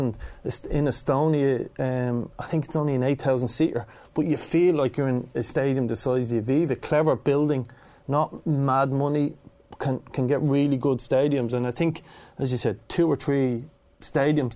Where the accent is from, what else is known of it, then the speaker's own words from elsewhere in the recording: Dublin, Leinster, Ireland; I grew up in Kilnardon